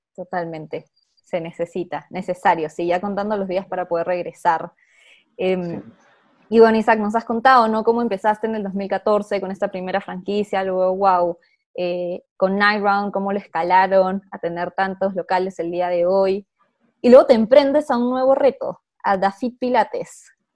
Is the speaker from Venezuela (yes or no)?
no; Peru; soy peruana